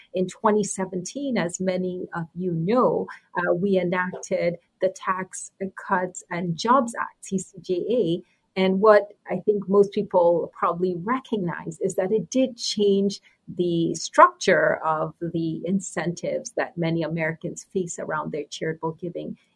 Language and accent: English; Nigeria; moved away; also born or lived in New York City, United States; I was born in New York City and grew up in Nigeria.